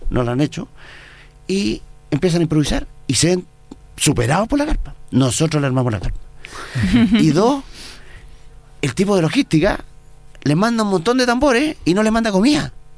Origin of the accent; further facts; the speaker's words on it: Chile; soy el primer chileno en la cumbre